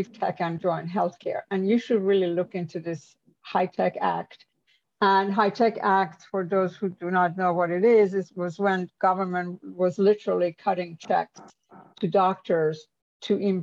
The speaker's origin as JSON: {"language": "English", "country": "Iran", "also_born_or_lived": "New York / Silicon Valley", "moved": "as an adult", "lives_now": "United States", "said": "I'm an immigrant. I'm from Iran."}